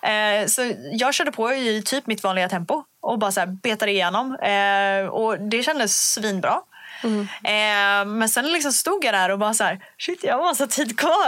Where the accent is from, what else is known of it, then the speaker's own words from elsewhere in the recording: Umeå, Västerbotten County, Sweden; jag kommer från Umeå